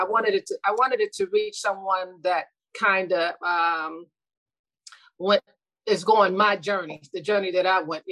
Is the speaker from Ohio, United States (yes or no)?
yes; Youngstown, Ohio, United States; moved away; I'm from originally from Youngstown, Ohio. I'm the second oldest of nine children. And I grew up with my mom